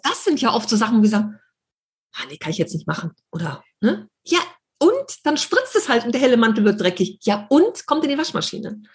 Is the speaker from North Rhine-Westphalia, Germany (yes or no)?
yes; Düsseldorf, North Rhine-Westphalia, Germany; ich bin noch nie aus Europa raus, immer in Düsseldorf gewohnt